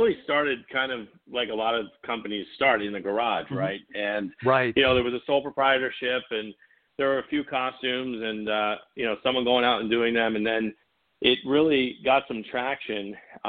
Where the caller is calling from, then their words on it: Orange County, California, United States; Orange County, California.